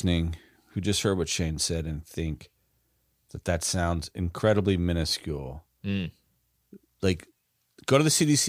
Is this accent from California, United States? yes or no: no; Florida, United States; I'm just kidding. I'm from Florida. I love you.